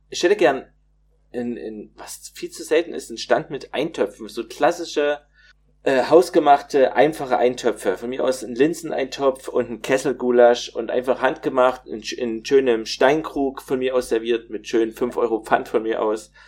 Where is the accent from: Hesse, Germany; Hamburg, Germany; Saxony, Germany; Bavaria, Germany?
Saxony, Germany; Plauen; ich komme ja aus Plauen, das liegt in Sachsen